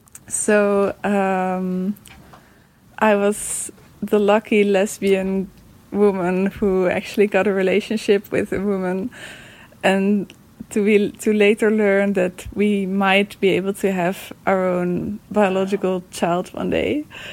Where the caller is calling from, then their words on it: Netherlands; I'm calling in from the Netherlands.